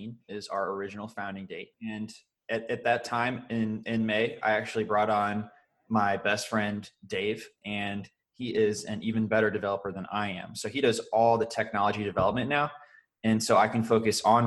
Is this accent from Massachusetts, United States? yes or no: no; St. Louis, Missouri, United States; now in Indianapolis, United States; I grew up in St. Louis, Missouri, and I currently live in Indianapolis, Indiana